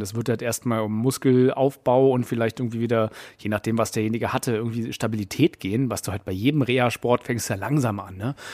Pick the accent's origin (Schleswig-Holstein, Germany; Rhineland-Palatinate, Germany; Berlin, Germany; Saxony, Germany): Berlin, Germany; als Berliner